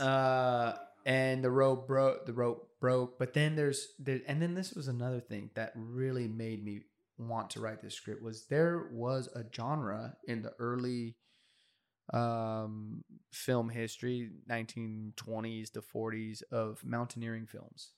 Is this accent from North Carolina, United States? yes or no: no; California, United States; I'm from California, but culturally probably closer